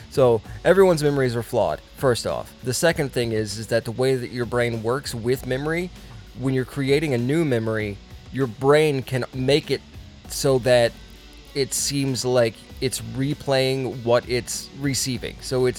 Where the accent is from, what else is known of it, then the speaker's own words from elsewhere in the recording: Connecticut, United States; We are from Connecticut, but we talk like this.